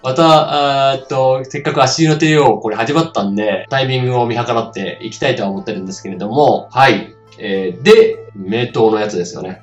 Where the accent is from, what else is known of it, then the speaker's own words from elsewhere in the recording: Ishikawa, Japan; 僕は、えー、石川県の出身なん、出身というか、今も住んでるんですけれど